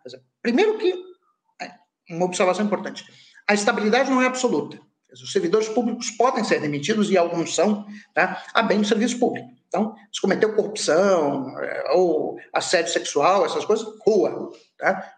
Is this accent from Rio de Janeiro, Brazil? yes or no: yes; Rio de Janeiro, Brazil; eu sou nascido no Rio de Janeiro